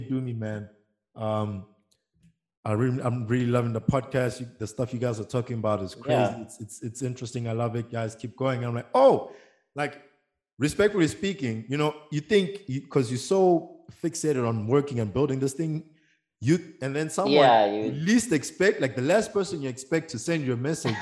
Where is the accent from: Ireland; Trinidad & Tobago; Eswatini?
Eswatini; I'm based in Mbawane, Eswatini